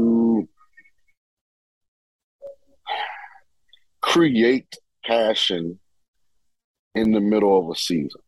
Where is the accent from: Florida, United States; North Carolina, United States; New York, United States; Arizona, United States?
Florida, United States; St. Petersburg; I'm from St. Petersburg, Florida